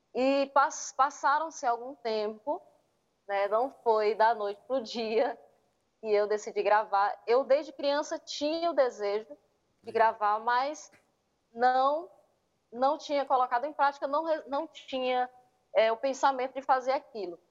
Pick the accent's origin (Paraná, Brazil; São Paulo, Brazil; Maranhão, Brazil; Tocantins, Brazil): Maranhão, Brazil; Miranda do Norte; Sou do Maranhão, de uma cidadezinha chamada Miranda do Norte, uma cidadezinha pequena, né? Mas um local maravilhoso, abençoado por Deus e com certeza é, sou muito feliz por morar aqui, viver aqui